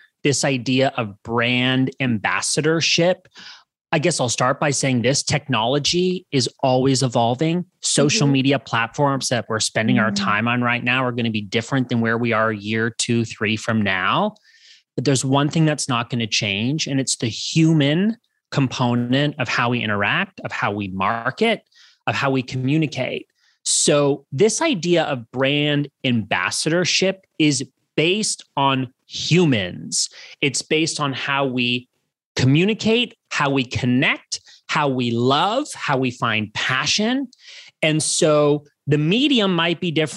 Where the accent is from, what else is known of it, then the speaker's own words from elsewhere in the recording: Canada; moved away as an adult; also born or lived in Los Angeles, United States / Santa Monica, United States; I'm originally from Canada. I've been based in the US for many, many years